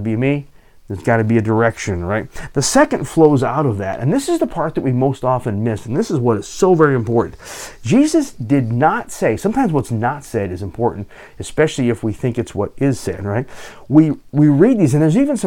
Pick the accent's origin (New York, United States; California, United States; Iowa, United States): California, United States; Southern; also born or lived in Pacific Northwest; now in Alaska, United States; I grew up in Southern California.